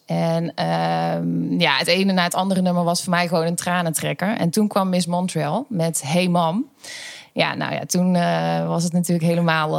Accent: Schijndel, North Brabant, Netherlands; geboren en getogen in Schijndel

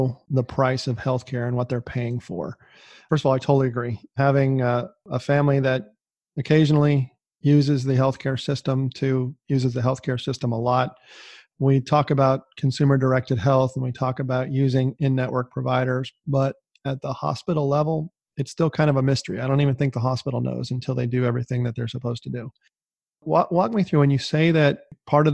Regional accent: Los Angeles, California, United States; now in Texas, United States; I am from the Los Angeles area

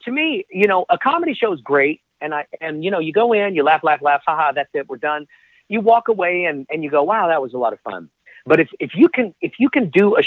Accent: Dallas, Texas, United States; born and raised in Dallas, Texas

